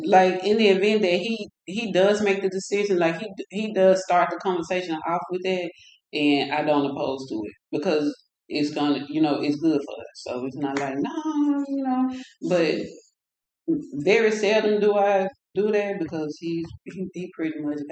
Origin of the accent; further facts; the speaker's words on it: Pine Bluff, Arkansas, United States; moved away as an adult; also born or lived in Fort Worth, Texas; This is my hometown, but I did move to Fort Worth for a while, and I felt like I needed a new environment, new scenery, but something led me back. So I've pretty much been back in Pine Bluff since 2012.